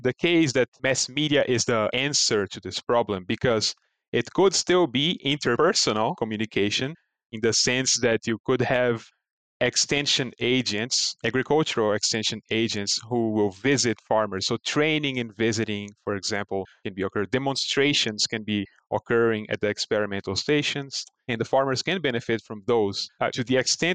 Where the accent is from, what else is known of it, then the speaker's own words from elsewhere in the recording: Brazil; moved away; my home country of Brazil